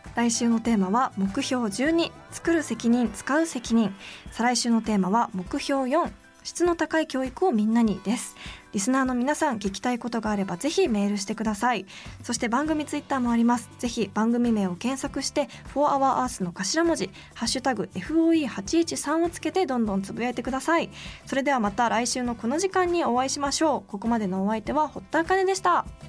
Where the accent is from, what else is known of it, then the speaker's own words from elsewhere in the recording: Komae, Tokyo, Japan; moved away; 東京都の狛江市というところで育ったんですけど